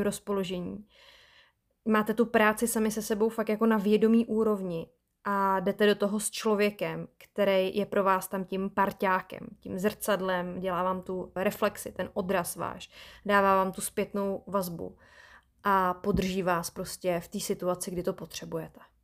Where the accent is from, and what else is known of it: Czechia